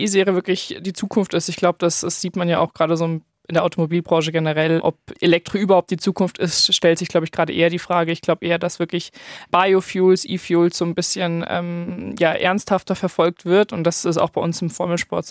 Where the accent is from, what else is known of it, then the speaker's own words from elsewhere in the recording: Munich, Bavaria, Germany; Ich komme ja aus München